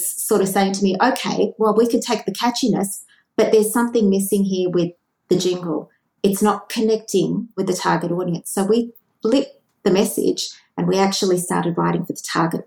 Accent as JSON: {"language": "English", "country": "Australia", "tie": "born or raised there", "said": "I grew up with jingles in Australia"}